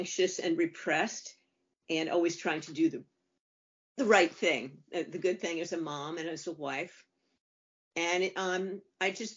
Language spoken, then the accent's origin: English; New Haven, Connecticut, United States; moved away; I was brought up in New Haven, Connecticut, the home of Long Wharf Theater.